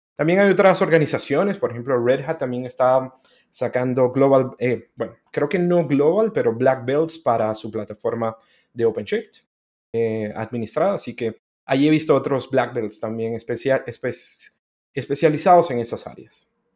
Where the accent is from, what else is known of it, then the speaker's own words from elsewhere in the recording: Guatemala; moved away as an adult; also born or lived in Honduras; now in Chile; nací en Honduras hace varios años ya, pero em, estuve ocho años en Honduras y luego me crié en Guatemala